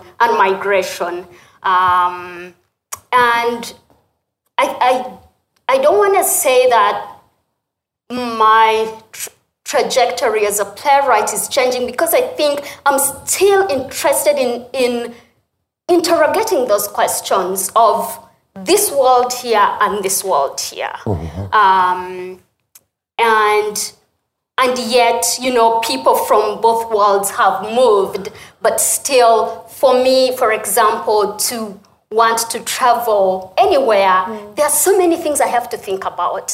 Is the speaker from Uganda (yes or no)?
yes; Uganda; moved away as an adult; also born or lived in United States; the country where I was born and raised